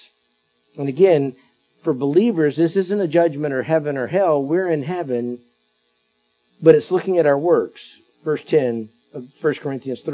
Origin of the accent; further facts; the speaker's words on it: Perry, Florida, United States; My hometown up in Perry, Taylor County is the name of it